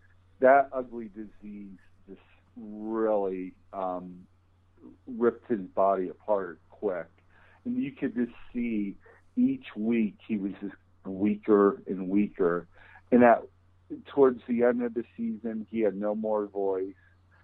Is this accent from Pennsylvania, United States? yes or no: yes; Berwick, Pennsylvania, United States; as a boy growing up in Berwick